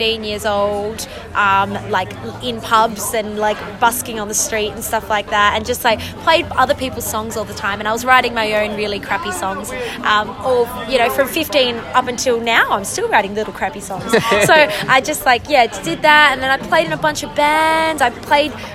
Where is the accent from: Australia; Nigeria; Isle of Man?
Australia; Fremantle, Western Australia; I am from Fremantle in Western Australia